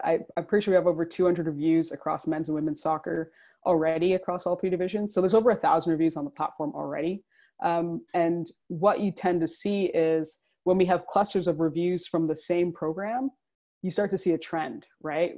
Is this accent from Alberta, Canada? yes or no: no; Toronto, Ontario, Canada; I'm currently in Toronto and I'm from essentially the greater Toronto area.